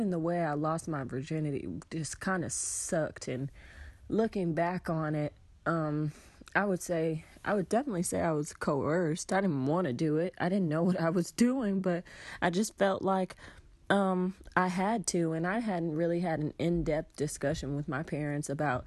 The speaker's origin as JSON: {"language": "English", "town": "Atlanta", "region": "Georgia", "country": "United States", "said": "I'm from Atlanta"}